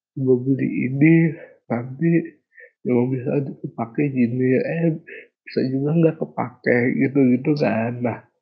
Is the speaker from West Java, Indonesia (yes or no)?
no; Kendari, Southeast Sulawesi, Indonesia; moved away; daerah asalku Kendari belum ada Indomaret sampai aku lulus SMA baru ada